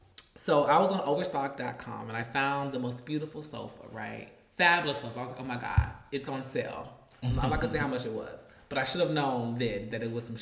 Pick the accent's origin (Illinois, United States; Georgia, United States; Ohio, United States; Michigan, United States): Georgia, United States; Atlanta; And when I tell you, we're from Atlanta.